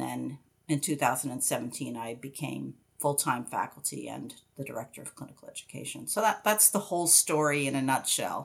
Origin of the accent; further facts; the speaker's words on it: outside of Albany, New York, United States; I grew up outside of Albany, New York